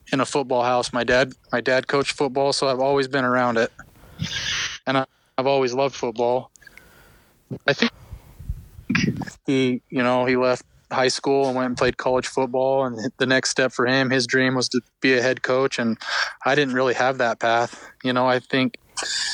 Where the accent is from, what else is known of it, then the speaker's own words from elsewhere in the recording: Kanab, Utah, United States; I'm from Kanab. I grew up here